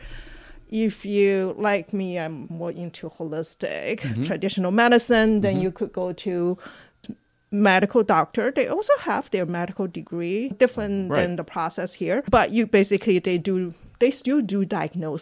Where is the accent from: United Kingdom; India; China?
China; moved away as an adult; also born or lived in Shanghai; now in St. Louis, United States; I came here from China back in 1990.